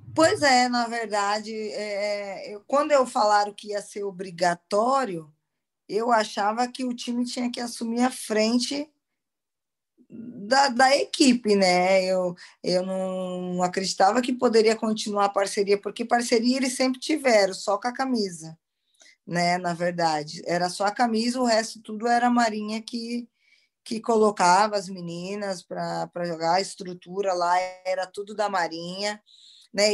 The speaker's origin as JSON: {"language": "Portuguese", "country": "Brazil", "moved": "as an adult", "lives_now": "Portugal", "said": "A gente é, brasileira"}